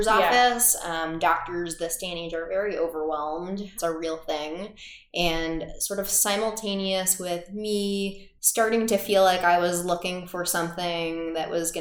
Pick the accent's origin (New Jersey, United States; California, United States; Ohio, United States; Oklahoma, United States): Ohio, United States; Cincinnati; moved away as an adult; also born or lived in Boston; now in Chicago, United States; I grew up in Cincinnati, Ohio